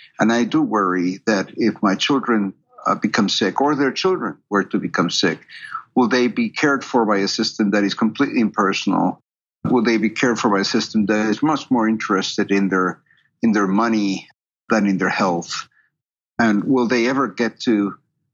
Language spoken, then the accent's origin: English; Peru; moved away as an adult; also born or lived in Canada; now in United States; I'm originally from Peru, and I went to medical school in Peru.